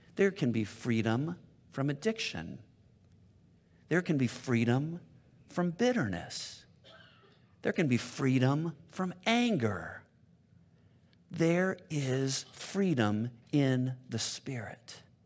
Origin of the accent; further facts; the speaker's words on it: La Cañada Flintridge, California, United States; I've been Southern California my whole life. I grew up in Loch and Yachta, which is over by Pasadena